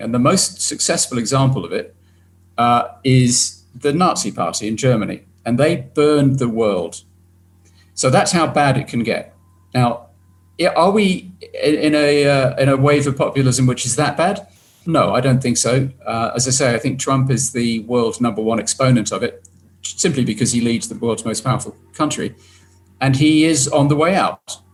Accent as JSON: {"language": "English", "country": "United Kingdom", "tie": "born or raised there", "said": "my home country"}